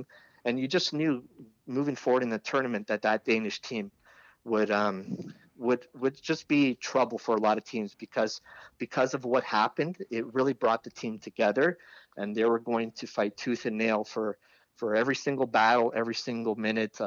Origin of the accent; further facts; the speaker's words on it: Canada; as a Canadian, former Canadian player, and as a Canadian fan